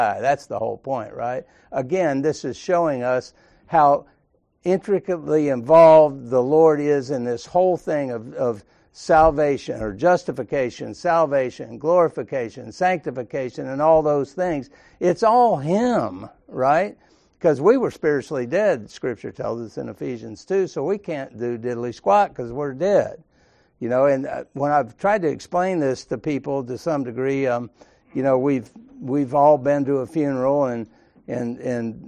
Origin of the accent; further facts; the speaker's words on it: Sandy Springs, Georgia, United States; growing up in Sandy Springs, everybody was Baptist except us